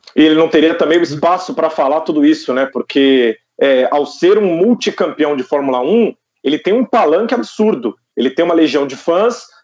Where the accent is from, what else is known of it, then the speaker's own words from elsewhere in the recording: Taboão da Serra, São Paulo, Brazil; now in Osasco, Brazil; Eu sou de Taboão da Serra. Hoje eu moro em Osasco, mas eu sou de Taboão da ah. Serra, região metropolitana aqui de São Paulo.